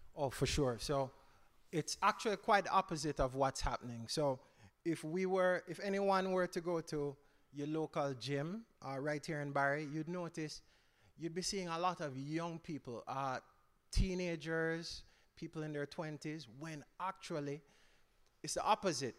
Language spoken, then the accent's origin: English; Jamaica; I grew up, I'm Jamaican, so I grew up in Jamaica.